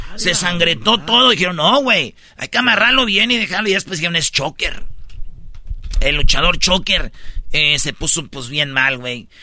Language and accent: Spanish; Michoacán, Mexico; moved away; allá en, en Michoacán, en mi pueblo